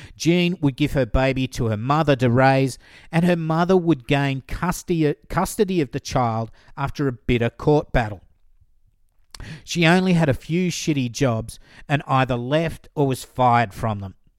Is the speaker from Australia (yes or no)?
yes; New South Wales, Australia; my home state, New South Wales